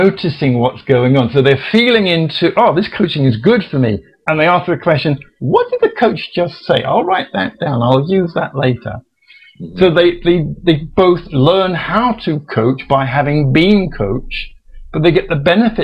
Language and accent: English; England, United Kingdom; being an Englishman